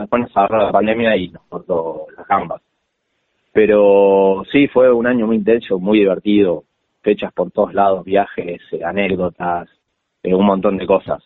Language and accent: Spanish; La Plata, Buenos Aires Province, Argentina; soy acá de la ciudad, soy platense.